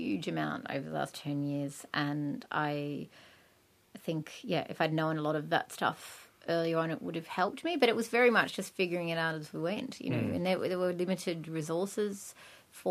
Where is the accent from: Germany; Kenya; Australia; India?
Australia; also born or lived in England; I came back to Australia